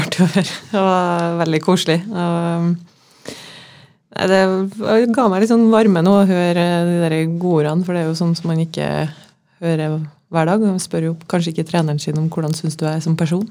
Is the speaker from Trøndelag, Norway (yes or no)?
yes; Trondheim, Trøndelag, Norway; also born or lived in Larvik / Levanger / Denmark; now in Molde, Norway; jeg er jo inntil fra Trondheim. Født i 1990